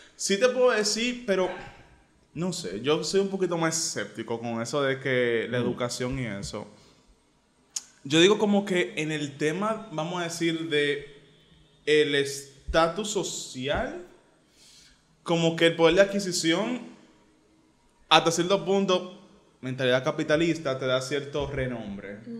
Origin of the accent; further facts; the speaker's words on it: Santo Domingo, Distrito Nacional, Dominican Republic; yo, crecí en Cristo Rey